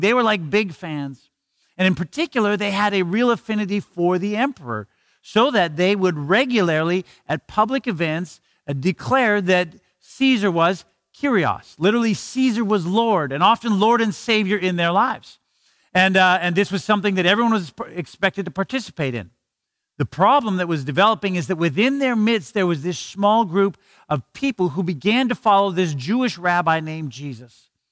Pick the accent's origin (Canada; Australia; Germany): Canada